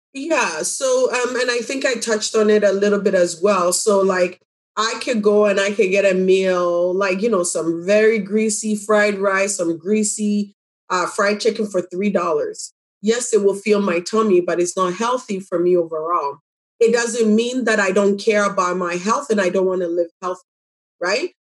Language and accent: English; Pipiase, Ghana; also born or lived in Jane and Finch, Toronto, Canada; now in Toronto, Canada; I'm from Ghana, um, a very small village called Pipiase.